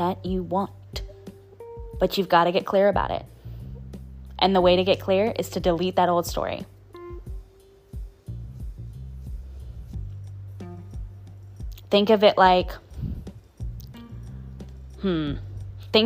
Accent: New Orleans, Louisiana, United States; I'm from New Orleans

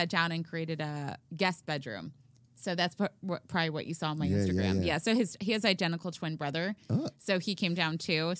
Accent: Oahu, Hawaii, United States; born there; I'm, you know, growing up, I thought I was Hawaiian, but clearly I'm

